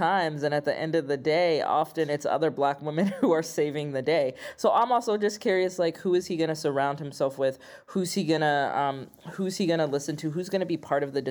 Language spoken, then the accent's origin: English; Midwest, United States; as a Midwesterner, as a queer person